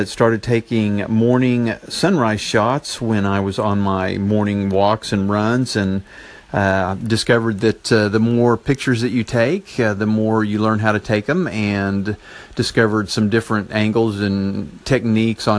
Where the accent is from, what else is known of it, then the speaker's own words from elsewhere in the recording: Enid, Oklahoma, United States; So my hometown is Enid, Oklahoma